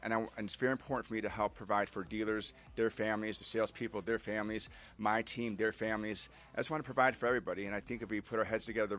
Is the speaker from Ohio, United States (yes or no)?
yes; Cleveland, Ohio, United States; now in Atlanta, United States; I'm born and raised in Cleveland, Ohio. I live in Atlanta. I'm ex-U.S. Army Airborne paratrooper.